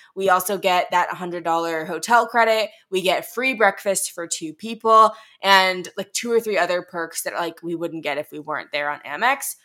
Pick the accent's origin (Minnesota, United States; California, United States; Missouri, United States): Missouri, United States; St. Louis; moved away; I'm from Saint Louis